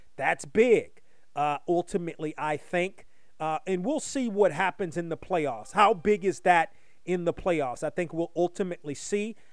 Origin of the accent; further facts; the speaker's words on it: United States; moved away; also born or lived in Los Angeles; i'm from washington like I, yeah. when i grew up in washington took public transportation all the time